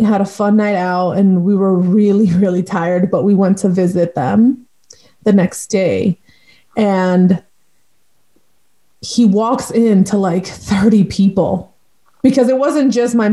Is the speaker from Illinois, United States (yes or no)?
yes; Waukegan, Illinois, United States; born or raised there; also born or lived in Chicago, Illinois